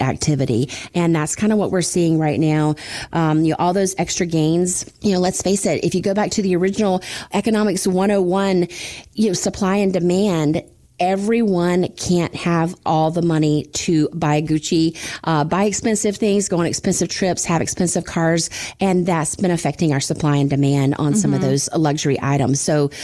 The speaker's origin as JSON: {"language": "English", "region": "Florida", "country": "United States", "tie": "born or raised there", "said": "growing up in Florida"}